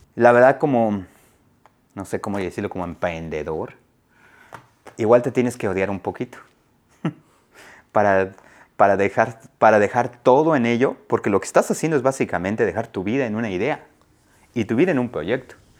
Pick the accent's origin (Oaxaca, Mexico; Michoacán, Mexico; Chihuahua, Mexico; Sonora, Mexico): Oaxaca, Mexico; now in Asheville, United States; Fui a Oaxaca por dos semanas. Me fui a mi pueblo